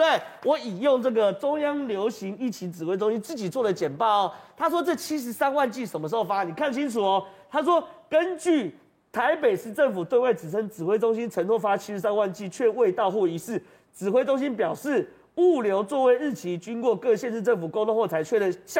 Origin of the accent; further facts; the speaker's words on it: Taiwan; 我们过去台湾最得意就是我们防疫第一名。